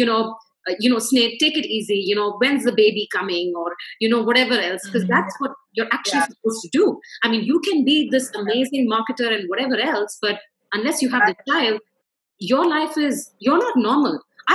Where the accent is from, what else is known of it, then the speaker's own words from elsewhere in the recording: India; being Indian